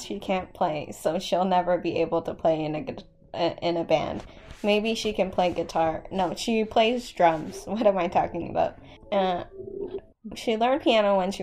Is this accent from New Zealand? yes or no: no; Canada; as a Canadian.